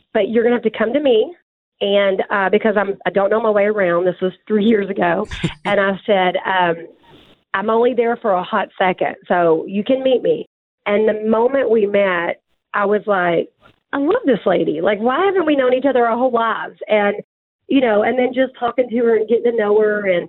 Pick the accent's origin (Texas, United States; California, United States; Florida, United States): Texas, United States; accent: country; also born or lived in Tyler, Texas; I'm a Texas girl